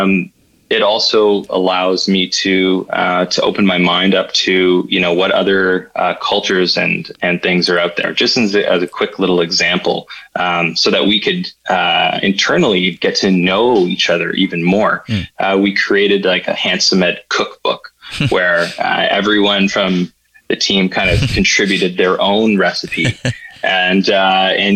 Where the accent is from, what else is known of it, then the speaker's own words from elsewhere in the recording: Ottawa, Ontario, Canada; also born or lived in Toronto; I'm born and raised in Ottawa